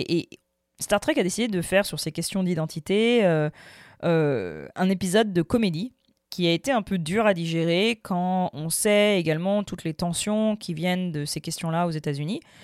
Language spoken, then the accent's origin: French; France; j'ai grandi en France, ma mère est française